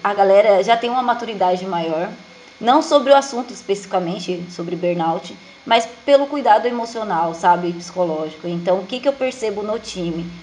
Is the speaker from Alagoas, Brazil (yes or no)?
yes; Alagoas, Brazil; now in Jandira, Brazil; eu sou de Alagoas, né, mas atualmente moro em Jandira, São Paulo